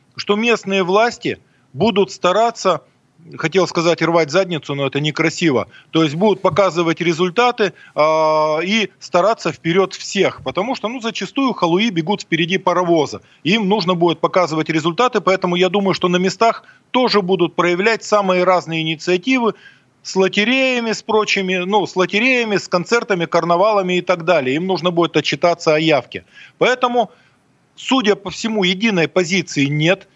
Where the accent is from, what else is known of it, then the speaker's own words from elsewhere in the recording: Mironovo, Sverdlovsk Oblast, Russia; из моей родной деревни, из Миронова